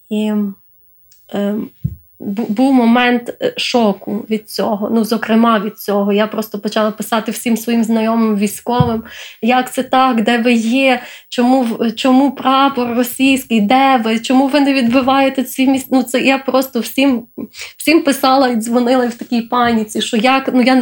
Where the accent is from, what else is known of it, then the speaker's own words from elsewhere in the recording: Ukraine; Е, в мене е, дитинство проходило в різних регіонах України.